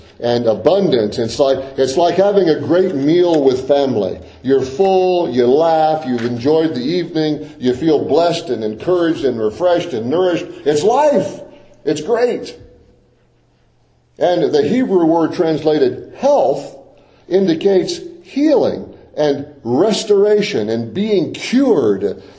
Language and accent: English; Deep South, United States; growing up in the Deep South, I spent a lot of time outdoors